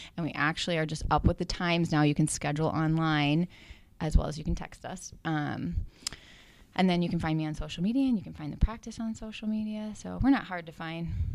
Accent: Chippewa Falls, Wisconsin, United States; moved away as an adult; also born or lived in Hudson, Wisconsin; I was coming back home to my hometown and that I was going to plant roots here

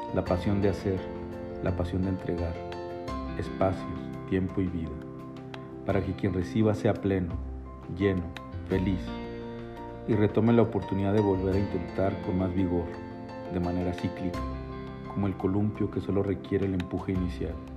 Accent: Chihuahua, Mexico; mi tierra, Chihuahua

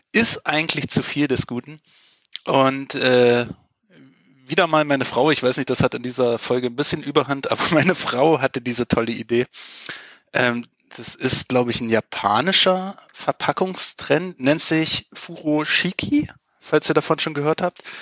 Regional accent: Berlin, Germany; ich, als Berliner muss ich ja öfter mal so ein Special Öko-Bio-Hipster-Nachhaltigkeitstipp bringen.

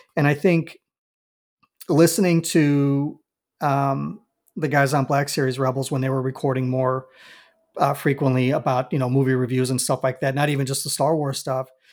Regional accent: Chicago, Illinois, United States; I'm a born and raised Southsider

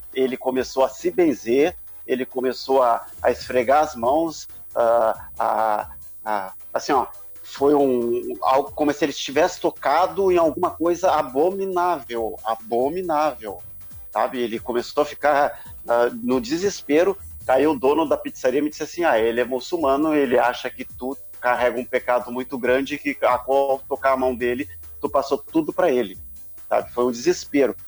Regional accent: Brazil; eu, como brasileiro

